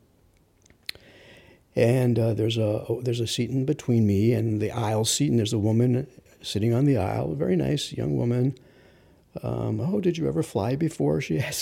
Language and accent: English; New York City, New York, United States; I'm from Rockaway, so I know this geography very well